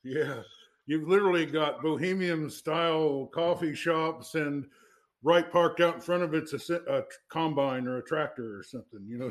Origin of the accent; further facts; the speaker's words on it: Fairfield, Iowa, United States; I grew up in Fairfield